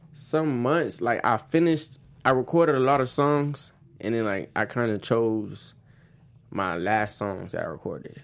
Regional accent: Oakland Park, Florida, United States; Growing up in Oakland Park

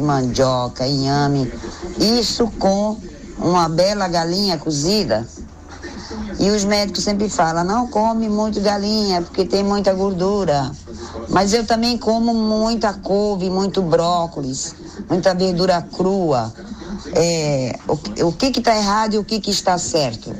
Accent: Northeast Brazil, Brazil; now in Guarujá, Brazil; Eu tenho 62 anos e sou nordestina. Como uma boa nordestina

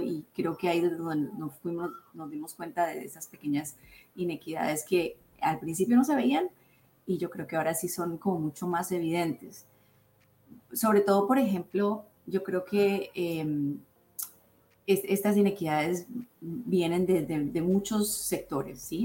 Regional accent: Colombia; now in United States; mi cultura de Colombia, yo soy colombiana

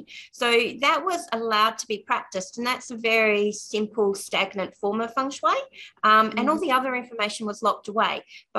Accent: Australia; I'm Australian

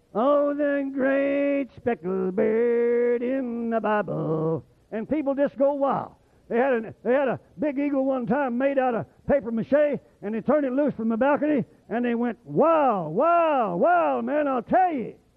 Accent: Oklahoma, United States; moved away; I was raised in Oklahoma

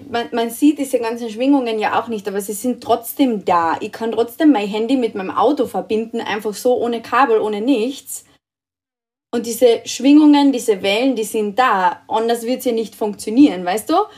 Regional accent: Austria; bei uns in Österreich

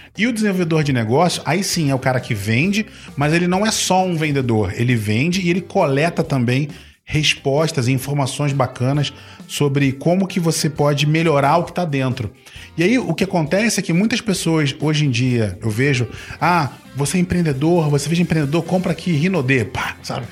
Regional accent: Rio de Janeiro, Brazil; accent: carioca; Eu nasci no Rio

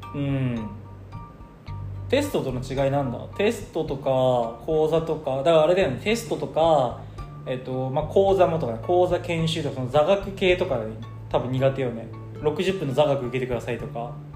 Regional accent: Kochi, Japan; 地元の高知県

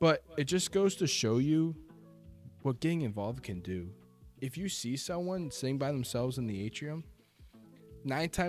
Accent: Storrs, Connecticut, United States; I grew up in Storrs

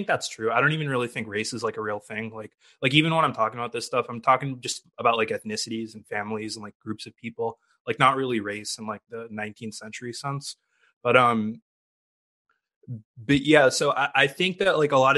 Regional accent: Massachusetts, United States; I grew up in Massachusetts and my family's Indian

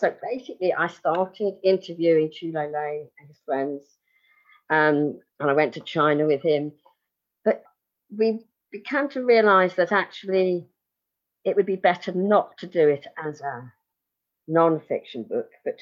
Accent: England, United Kingdom; I'm English

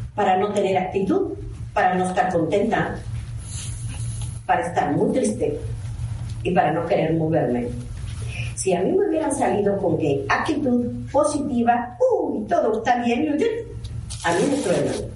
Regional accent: Mexico; no salimos de ningún otro país, somos mexicanos

